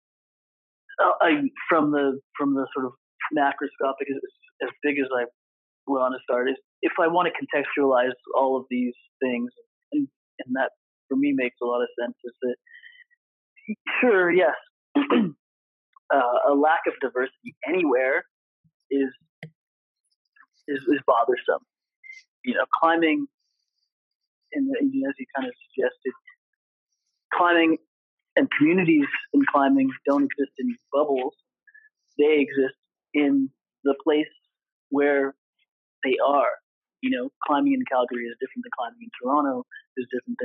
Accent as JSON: {"language": "English", "country": "Nigeria", "tie": "born or raised there", "also_born_or_lived": "Canada", "moved": "yes", "lives_now": "Salt Lake City, United States", "said": "I was born in Nigeria. I've lived for many years and hold a Canadian passport, and I am currently living in Salt Lake City, Utah, in the United States of America."}